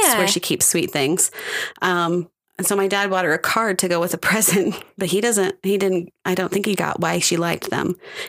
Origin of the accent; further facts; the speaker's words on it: United States; I'm American.